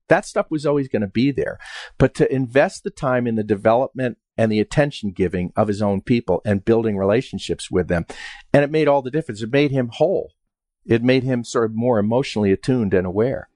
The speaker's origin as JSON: {"language": "English", "area": "Westchester", "region": "New York", "country": "United States", "tie": "born or raised there", "also_born_or_lived": "West Virginia", "moved": "as an adult", "said": "I grew up in Westchester, New York"}